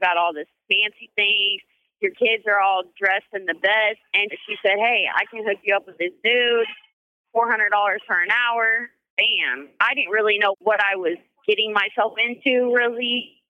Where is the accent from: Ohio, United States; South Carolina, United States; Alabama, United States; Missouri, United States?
Missouri, United States; Springfield; Springfield, Missouri.